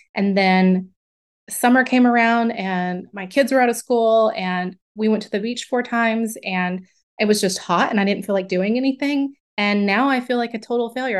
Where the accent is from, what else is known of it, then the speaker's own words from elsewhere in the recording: the South of the United States, United States; moved away as an adult; also born or lived in upstate New York; I grew up in the South of the United States